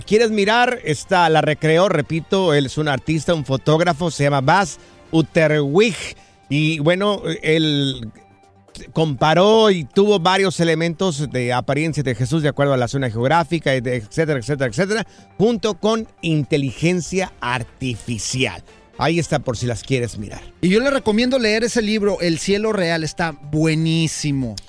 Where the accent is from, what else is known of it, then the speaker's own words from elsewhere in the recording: Mexico; now in United States; yo soy mexicano